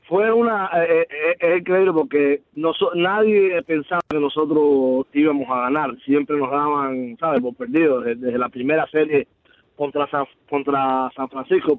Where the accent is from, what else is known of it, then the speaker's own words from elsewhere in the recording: Cuba; now in Miami, United States; desde que yo llegué de Cuba